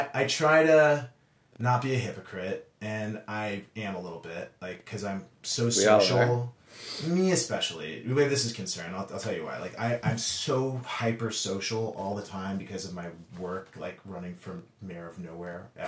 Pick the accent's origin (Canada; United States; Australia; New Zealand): United States; Dallas, Texas; I grew up in Texas, and I'm from Dallas, Texas